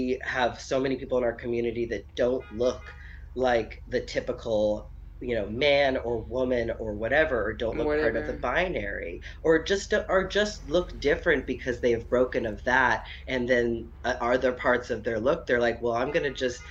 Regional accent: Boston, Massachusetts, United States; an Irish Catholic Boston bred man

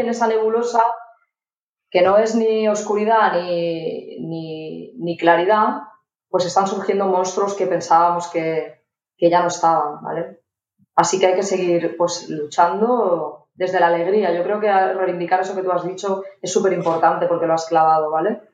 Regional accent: Barcelona, Catalonia, Spain; yo soy de Barcelona

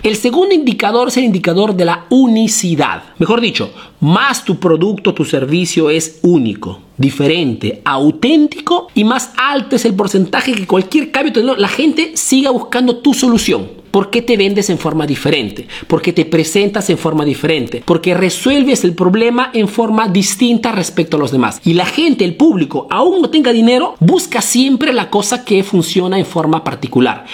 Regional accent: Peru; now in Italy

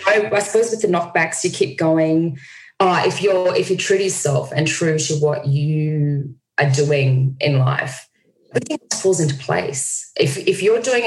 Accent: Australia; Australia. I'm in New York City

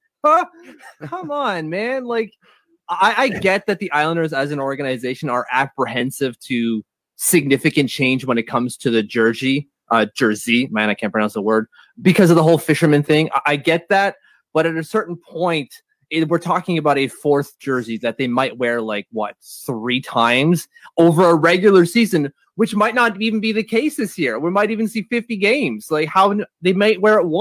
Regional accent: Ottawa, Ontario, Canada; I am born and raised in French Canadian Ottawa

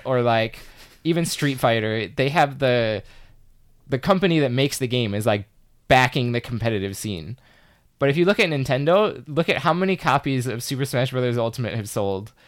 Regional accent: Chicago, Illinois, United States; I'm from Chicago

